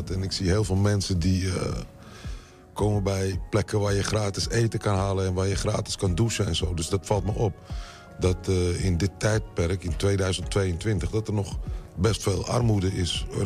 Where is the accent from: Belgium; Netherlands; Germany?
Netherlands; Amsterdam; also born or lived in Utrecht; Ik kom uit Amsterdam en Utrecht, dan is die lekker rustig.